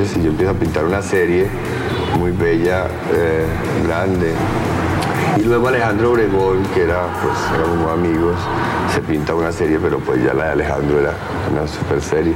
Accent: Pereira, Risaralda, Colombia; mi pueblo, de Pereira

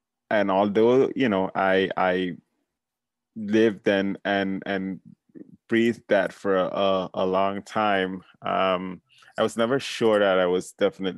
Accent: St. Paul's, Saint George, Grenada; moved away as an adult; also born or lived in Washington D.C., United States; now in United States; It's kind of, suburb setting, Grenada

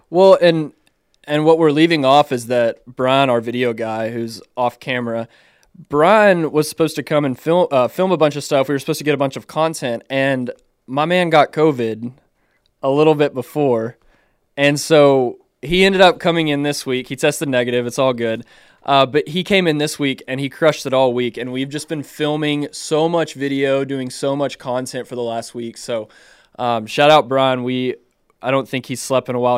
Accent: Clifton, Texas, United States; I grew up in Clifton, Texas, which is about 40 minutes west of Waco, Texas

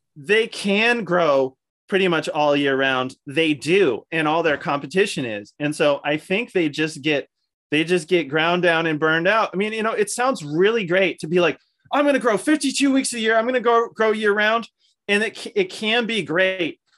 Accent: Falls Church, Virginia, United States; born or raised there; moved away as an adult; also born or lived in Pennsylvania

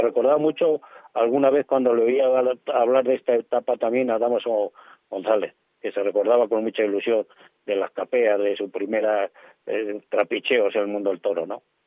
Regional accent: Soria, Castile and León, Spain; siendo de Soria

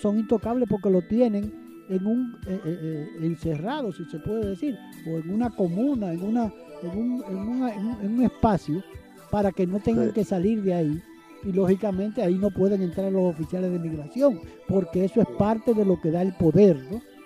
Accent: Dominican Republic

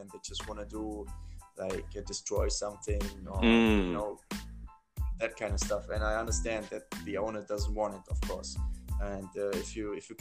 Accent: near Mainz, Rhineland-Palatinate, Germany; I was growing up near Mainz. That's a city like, I think, 30 kilometers from Frankfurt.

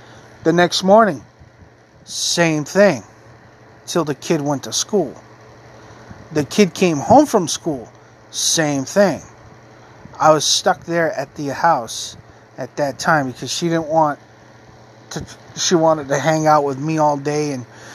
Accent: Maine, United States; also born or lived in North Carolina; I left my hometown again to move to another town in Maine

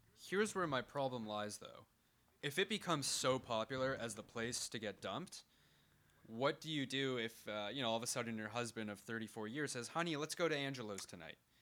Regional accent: Canada; we're Canadian, we don't have too many different accents

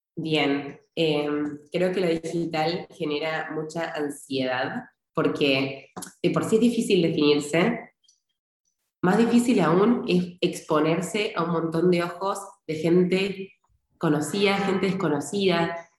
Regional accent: Argentina; now in Spain; soy argentina, eh, tengo ciudadanía italiana y vivo en España en este momento.

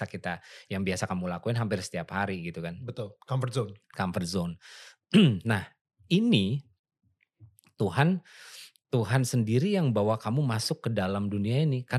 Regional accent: Yogyakarta, Special Region of Yogyakarta, Indonesia; gue sebagai orang Jogja yang gue nggak bisa bahasa Jawa sama sekali sama sekali gue nggak bisa

